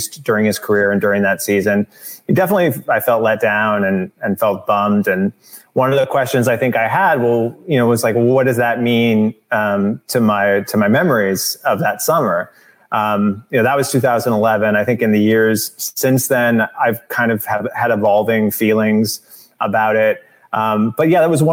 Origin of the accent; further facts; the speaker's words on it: outside St. Louis, Missouri, United States; moved away as an adult; now in Los Angeles, United States; I grew up outside St. Louis, a Cardinal fan